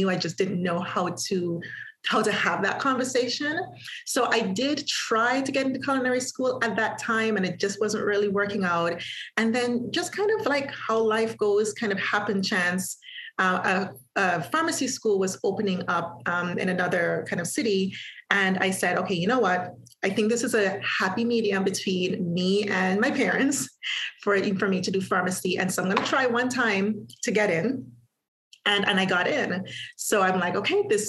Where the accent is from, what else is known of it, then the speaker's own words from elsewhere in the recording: Antigua & Barbuda; moved away as an adult; also born or lived in Halifax, Canada; I am from Antigua, small island in the Caribbean. I was born there. I was raised there